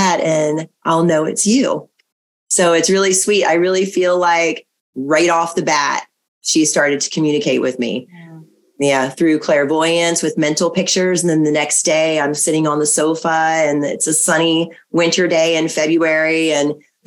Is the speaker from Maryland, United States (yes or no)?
yes; Maryland, United States; the house that I grew up in Maryland